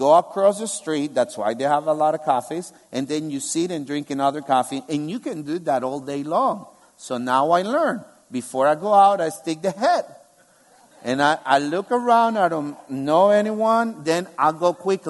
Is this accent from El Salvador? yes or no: yes; El Salvador; moved away as an adult; now in Albania; I come from El Salvador, where 50% of the population are evangelical Christians. I grew up in a Christian family